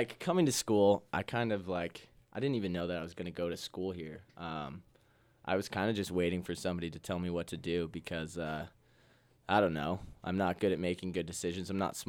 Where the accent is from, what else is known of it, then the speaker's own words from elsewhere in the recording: Ephrata, Washington, United States; Small town, Ephrata, Washington.